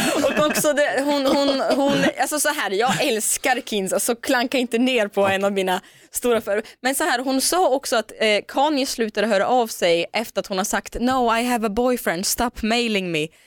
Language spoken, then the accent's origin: Swedish; Omsk, Omsk Oblast, Russia; now in Sweden; jag är ju född och uppvuxen i Sibirien, ja. i Omsk, en stad där. Och jag flyttade ju till Sverige för 15 år sedan